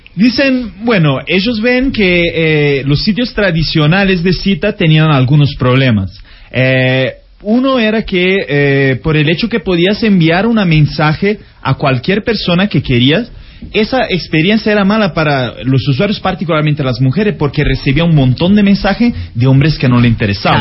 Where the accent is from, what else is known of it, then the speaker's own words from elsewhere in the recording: Italy; Spanish is a second language; now in Brazil; Soy italiano y vivo en Brasil.